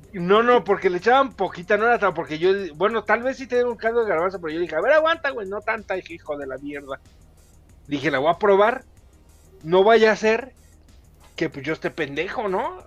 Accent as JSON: {"language": "Spanish", "country": "Mexico", "said": "Yo soy mexicano"}